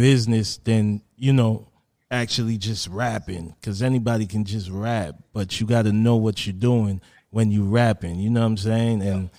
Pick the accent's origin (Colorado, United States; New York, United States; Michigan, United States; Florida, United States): New York, United States; New York City; growing up in Southside, you know, a lot of people in South Jamaica, Queens know who I am